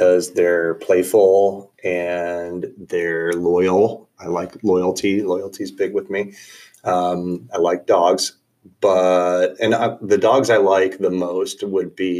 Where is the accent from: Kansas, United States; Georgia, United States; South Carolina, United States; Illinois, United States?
Illinois, United States; North Central; I'm from North Central Illinois